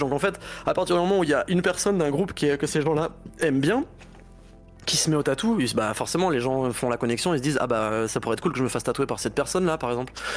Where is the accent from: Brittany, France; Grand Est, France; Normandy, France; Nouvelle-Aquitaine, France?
Nouvelle-Aquitaine, France; Basque Country; moved away; also born or lived in Laval; je viens du Pays Basque à la base